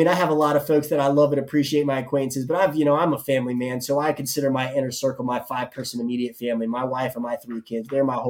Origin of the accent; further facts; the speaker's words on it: the South, United States; I'm from the South. And so we have a particular understanding and idea of what barbecue is.